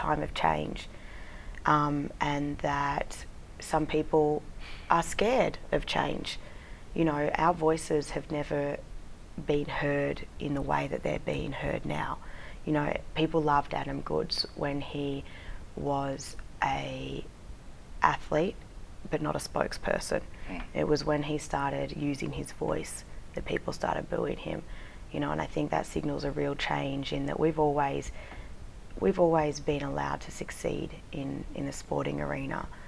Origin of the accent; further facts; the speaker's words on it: Melbourne, Victoria, Australia; I was born and raised in Melbourne, northern suburbs of Melbourne